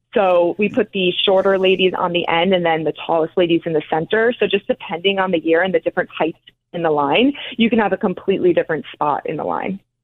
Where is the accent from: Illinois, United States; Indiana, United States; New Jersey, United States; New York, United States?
New Jersey, United States; North Caldwell; I am from New Jersey, North Caldwell, New Jersey, so right outside of Manhattan